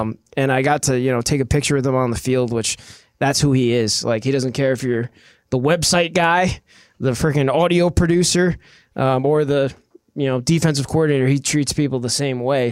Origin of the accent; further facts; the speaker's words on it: New York, United States; moved away; I'm from New York